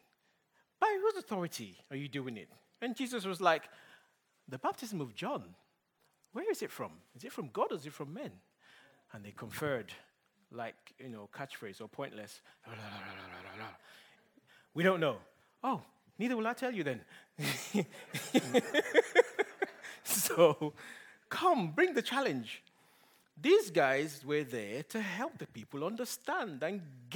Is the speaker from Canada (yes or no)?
no; Nigeria; English is a second language; moved away; my boys might not understand Pidgin English as much as I do because I grew up in Nigeria